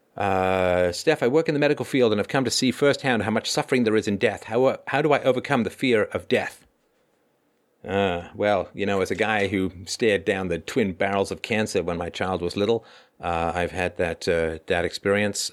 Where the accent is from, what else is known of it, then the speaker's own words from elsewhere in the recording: England, United Kingdom; also born or lived in Ireland / South Africa; now in Canada; I was born in Ireland, I grew up in England. Also spent a little bit of time in South Africa